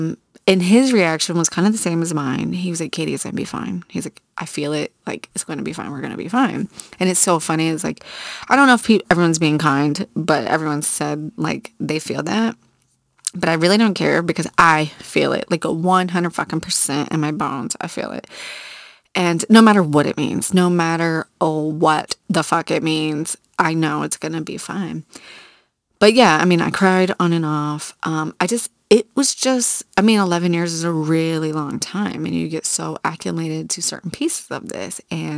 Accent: Virginia Beach, Virginia, United States; I grew up in Virginia Beach on the water.

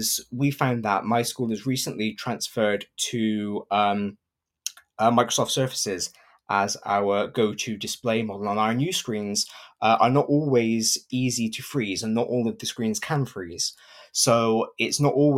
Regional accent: Gloucester, South West England, United Kingdom; I am from Gloucester in England

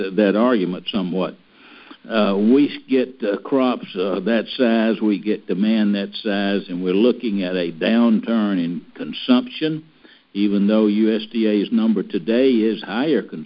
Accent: Mississippi, United States; I'm from Mississippi

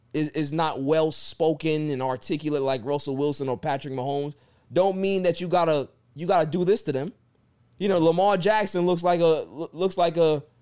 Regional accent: Jamaica; because I'm Jamaican

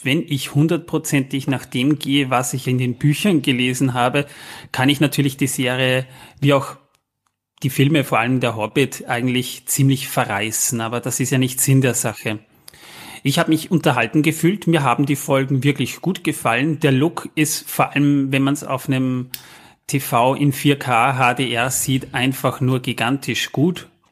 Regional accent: Austria; als Österreicher, ich sag mal, amused sozusagen, weil bei uns in, in Fall in Wien

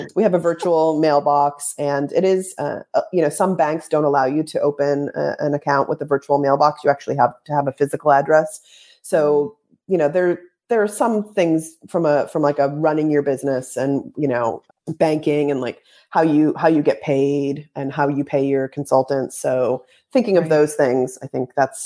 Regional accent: Massachusetts, United States; also born or lived in San Francisco, California; now in Portugal; growing up in Massachusetts

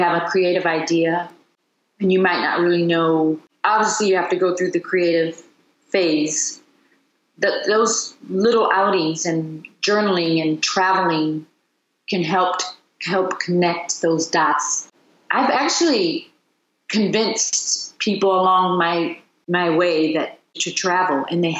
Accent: United States; also born or lived in London; being an American, you know, when I did live in London and I moved home

